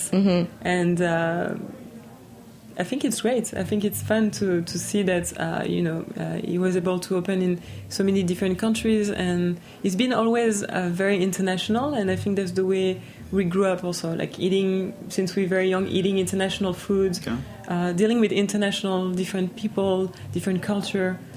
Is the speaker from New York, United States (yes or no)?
yes; New York, United States; born there; also born or lived in France; I was born pretty much in a hotel also, so I was born in New York.